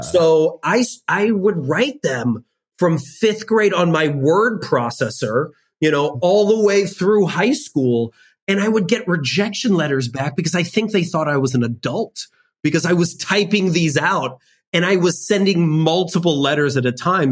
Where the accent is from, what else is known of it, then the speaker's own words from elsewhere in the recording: suburb of Chicago, Illinois, United States; I lived in a predominantly white suburb of Chicago